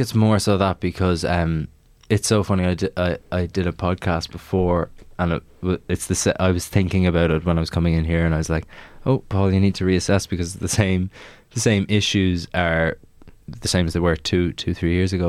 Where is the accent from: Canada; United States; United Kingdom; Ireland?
Ireland; Maynooth, Leinster; I'm from Maynooth